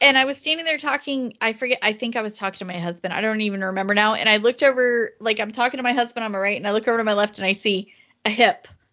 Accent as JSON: {"language": "English", "region": "the South", "country": "United States", "said": "as a Southerner"}